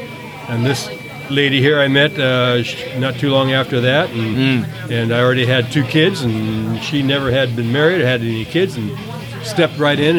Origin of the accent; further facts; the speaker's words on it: Concord, California, United States; also born or lived in San Francisco; I grew up in East Bay, Concord, Alamo area.